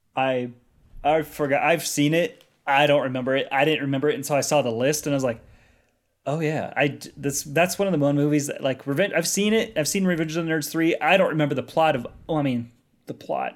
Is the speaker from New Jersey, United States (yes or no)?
no; Colorado, United States; growing up in Colorado, landlocked